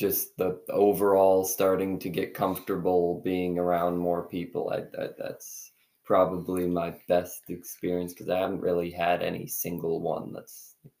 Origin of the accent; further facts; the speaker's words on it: Dalton, Massachusetts, United States; I'm from Dalton, Massachusetts.